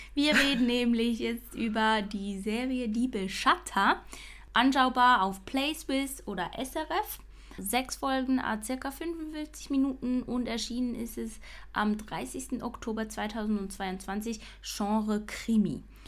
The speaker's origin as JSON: {"language": "German", "town": "Basel", "region": "Basel-Stadt", "country": "Switzerland", "said": "ich als Baslerin"}